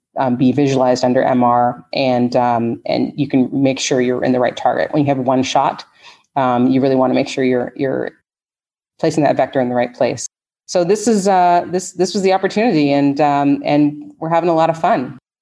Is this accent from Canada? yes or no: yes; Canada; moved away as an adult; now in United States; I'm originally from Canada